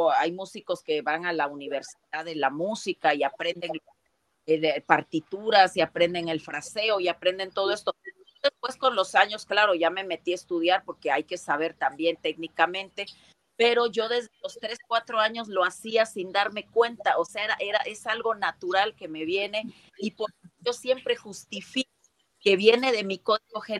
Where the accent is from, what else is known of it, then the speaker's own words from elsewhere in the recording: Acapulco, Guerrero, Mexico; Acapulco Guerrero, sin embargo, mucha gente, bueno, ahora ya digo con orgullo que estamos reconocidos la raza afroamericana en México